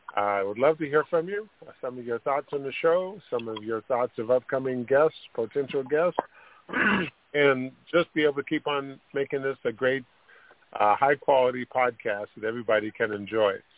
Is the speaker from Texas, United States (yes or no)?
no; Sacramento, California, United States; I grew up in Sacramento